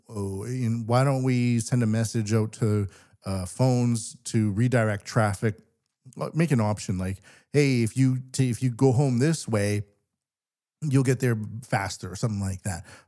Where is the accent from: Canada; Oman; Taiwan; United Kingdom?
Canada; now in Japan; I'm Canadian